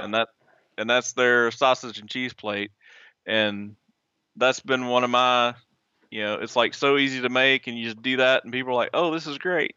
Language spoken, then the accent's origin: English; Southeast Arkansas, United States; I was born and raised in Arkansas, in Southeast Arkansas